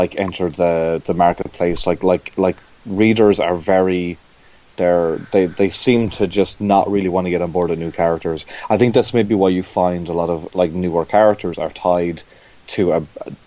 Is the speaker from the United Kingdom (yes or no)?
no; Ireland; growing up in Ireland